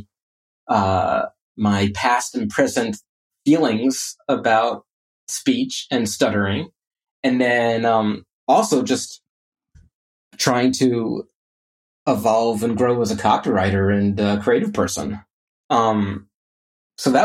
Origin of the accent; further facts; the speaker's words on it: Orlando, Florida, United States; I grew up in Orlando